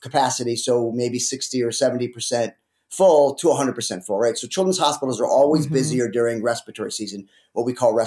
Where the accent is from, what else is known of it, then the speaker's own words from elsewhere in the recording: Detroit, Michigan, United States; also born or lived in Alaska; I ended up coming back to Detroit, where I grew up in the Detroit area